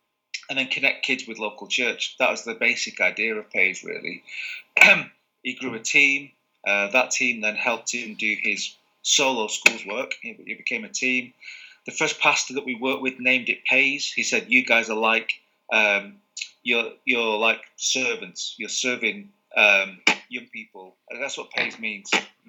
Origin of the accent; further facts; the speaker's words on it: Manchester, North West England, United Kingdom; now in Burnley, United Kingdom; So I am from the north, from North Manchester originally, and I've lived in the north all my life. We now live in Burnley. Even though I'm from Manchester, me and my dad are big Liverpool fans. My dad's a Scouser.